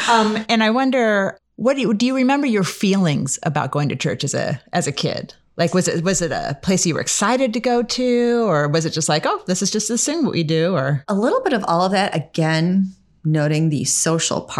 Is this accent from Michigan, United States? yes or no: yes; Michigan, United States; born or raised there; now in California, United States